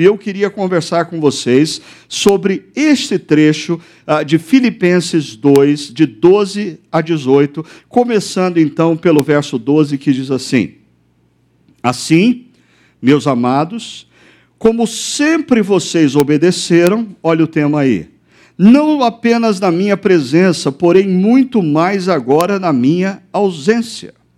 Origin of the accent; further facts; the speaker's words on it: Brazil; nós brasileiros